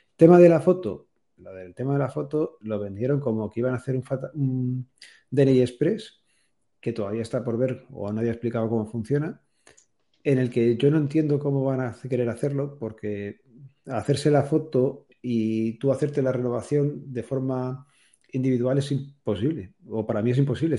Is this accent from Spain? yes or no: yes; Spain; todos los españoles